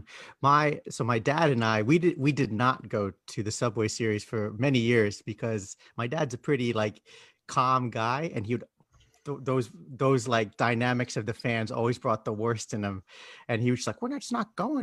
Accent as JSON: {"language": "English", "region": "New Jersey", "country": "United States", "tie": "born or raised there", "said": "I grew up in New Jersey down the shore"}